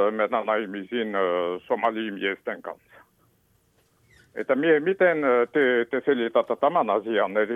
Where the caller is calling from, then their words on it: Helsinki, Uusimaa, Finland; Minä soitan itse Helsingistä ja olen itse taustainen.